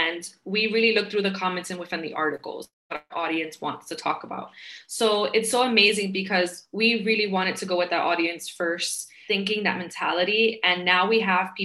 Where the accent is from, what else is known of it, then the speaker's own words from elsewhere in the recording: New York City, New York, United States; I grew up in Queens, New York